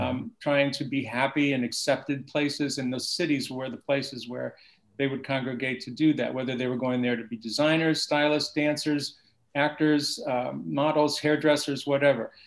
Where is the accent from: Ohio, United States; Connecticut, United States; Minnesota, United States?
Ohio, United States; Oberlin; moved away as an adult; also born or lived in Columbus, Ohio; now in New York City, United States; I was from Cleveland, right outside of Cleveland. This college town called Oberlin